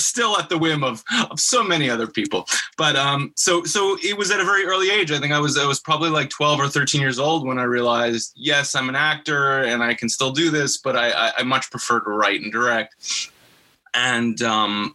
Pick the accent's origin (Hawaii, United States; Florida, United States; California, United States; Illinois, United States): Florida, United States; Boca Raton; also born or lived in Israel; I was born in Israel. That's right. But my parents moved to Florida when I was two